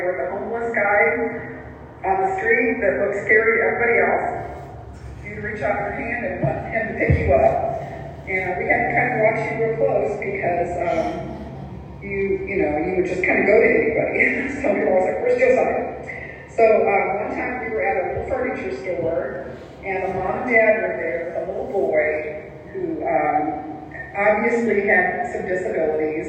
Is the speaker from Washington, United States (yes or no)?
no; Morrisville, Missouri, United States; I was raised in Morrisville, Missouri, out by a river that feeds into the Mississippi River in Missouri.